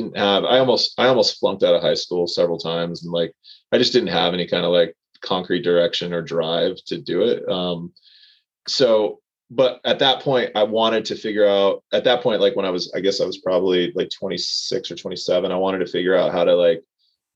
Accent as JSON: {"language": "English", "town": "Anaheim", "region": "California", "country": "United States", "tie": "born or raised there", "also_born_or_lived": "Placentia, California / Brea, California / La Habra, California / Orange, California", "said": "I'm a North Orange County kid, born and raised. I was born in Anaheim, lived in Placentia, Brea, La Habra"}